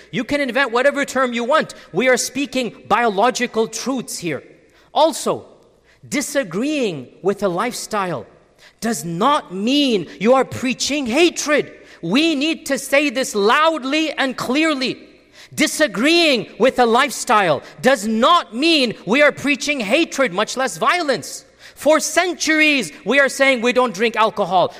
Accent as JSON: {"language": "English", "country": "United States", "said": "as Americans"}